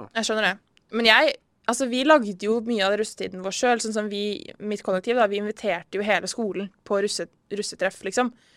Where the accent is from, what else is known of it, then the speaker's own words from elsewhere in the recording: Risør, Agder, Norway; moved away; når jeg er hjemme i Risør